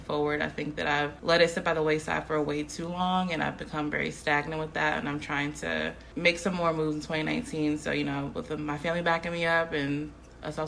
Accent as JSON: {"language": "English", "town": "Upper Marlboro", "region": "Maryland", "country": "United States", "said": "From Upper Marlboro"}